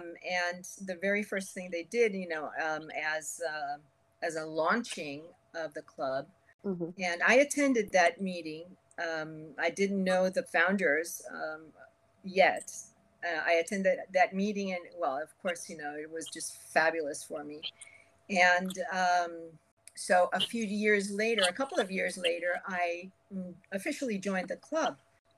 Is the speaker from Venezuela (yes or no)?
yes; Venezuela; moved away as an adult; also born or lived in Cuba / United States; now in Miami, United States; Okay, well, I was born in Havana, Cuba. I lived in the U.S. until I was about 8 years old and then went to Venezuela for many years. When it was time for college, I came to the University of Miami